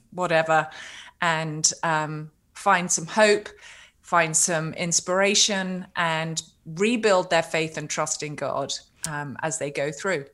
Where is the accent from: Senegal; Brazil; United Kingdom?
United Kingdom; I'm a Brit